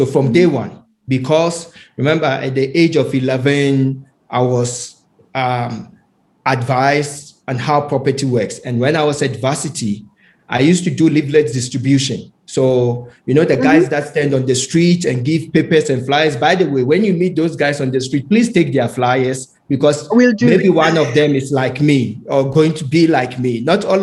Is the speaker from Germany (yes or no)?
no; Ghana; when I was a child, as growing up in Ghana, my mom was the secretary